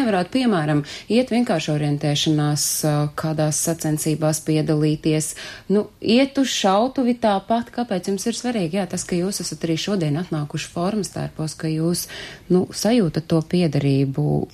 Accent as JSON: {"language": "Latvian", "country": "Latvia", "tie": "born or raised there", "said": "man nav iemesla nemīlēt manu dzimteni"}